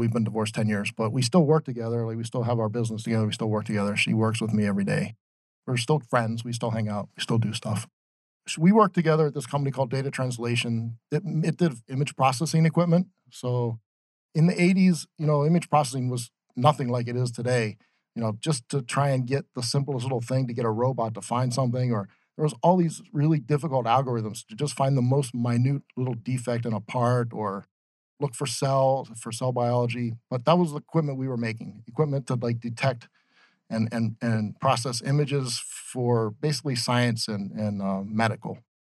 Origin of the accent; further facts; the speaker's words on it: Ohio, United States; moved away as an adult; also born or lived in Boston / Phoenix; I grew up in Ohio. I went to school at Ohio University, studied computer science, also got a bachelor's degree in Spanish.